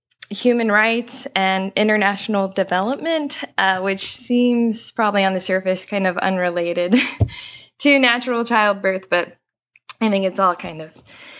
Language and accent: English; Lancaster, Pennsylvania, United States; moved away as an adult; also born or lived in Utah / California / Mozambique; So I grew up in Pennsylvania, in kind of farmland, Amish country, Lancaster, Pennsylvania. And then I moved out west to Utah to go to school.